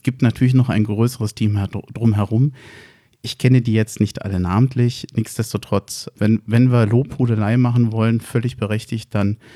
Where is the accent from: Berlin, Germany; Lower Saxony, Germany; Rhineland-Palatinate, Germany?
Berlin, Germany; Also als Berliner sage ich FC Will.